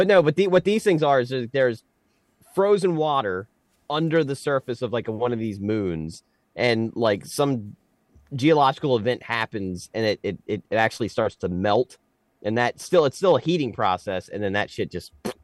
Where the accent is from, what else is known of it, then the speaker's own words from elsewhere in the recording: Cecil County, Maryland, United States; we're from Cecil County.